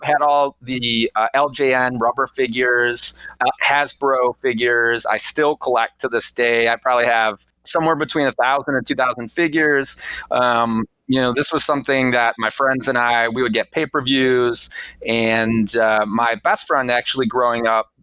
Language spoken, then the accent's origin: English; Cleveland, Ohio, United States; moved away as an adult; also born or lived in Georgia; now in Wilmington, United States; I grew up in Cleveland, Ohio